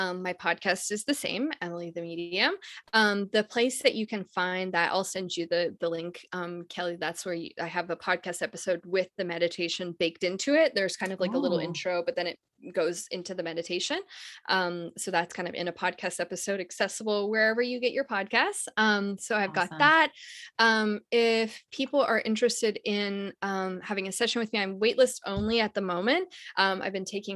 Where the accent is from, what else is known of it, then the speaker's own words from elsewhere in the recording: Canada; I'm from Canada, so I just came to the US